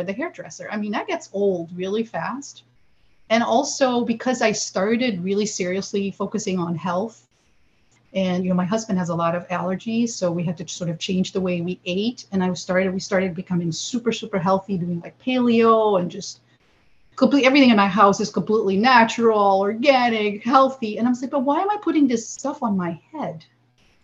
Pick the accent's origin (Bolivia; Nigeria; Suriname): Suriname; now in United States; I grew up in South America in this little country called Suriname, right above the equator.